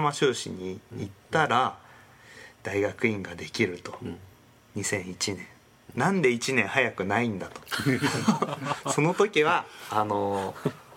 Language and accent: Japanese; Ibaraki, Japan; moved away as an adult; also born or lived in Kyushu; 僕地元が茨城だったんですけど